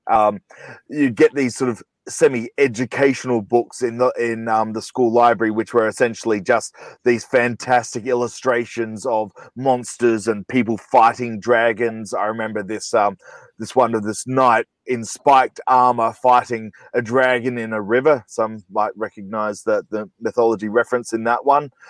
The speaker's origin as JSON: {"language": "English", "country": "Australia", "said": "I'm from Australia"}